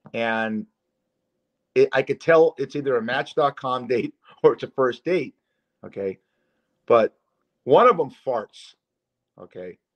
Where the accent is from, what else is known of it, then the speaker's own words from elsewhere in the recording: Culver City, California, United States; moved away; my hometown and where you live right now. That area, Culver City